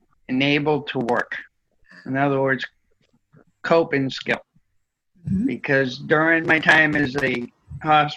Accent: North Central New Hampshire, United States; also born or lived in Boston; now in Mississippi, United States; I'm originally from North Central New Hampshire.

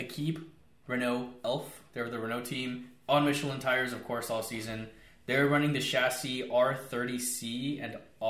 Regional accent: United States; I'm American, so Americans say Alan.

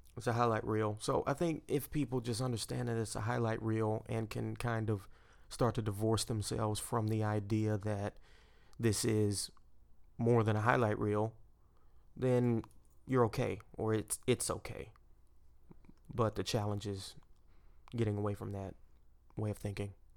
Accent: Port Arthur, Texas, United States; I grew up with the Gulf of Mexico in my backyard

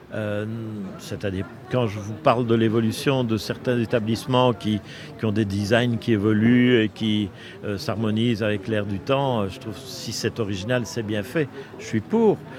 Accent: Brussels, Brussels-Capital Region, Belgium; je suis né à Bruxelles. J'ai fait mes études à l'université de Bruxelles

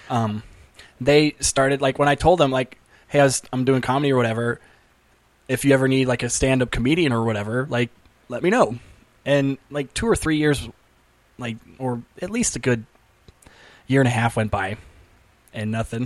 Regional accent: Placentia, California, United States; I was from Placentia

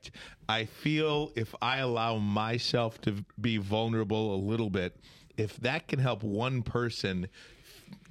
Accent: Eastpointe, Michigan, United States; also born or lived in Detroit, Michigan / Grosse Pointe, Michigan; I grew up in East Detroit, now East Point

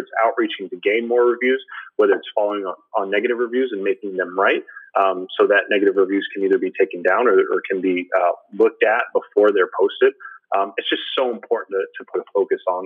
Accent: Florida, United States; I'm a Florida boy, born and raised in Florida

